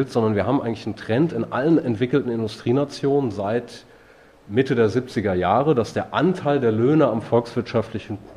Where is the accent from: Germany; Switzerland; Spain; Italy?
Italy; Und Renzi aus meinem Heimatland, der Verschrotter, der jetzt quasi als der, die neue Hoffnung der italienischen Sozialdemokratie gefeiert wird